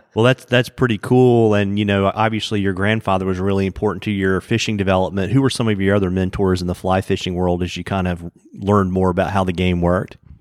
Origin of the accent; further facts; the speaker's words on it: Lynchburg, Virginia, United States; I grew up in Lynchburg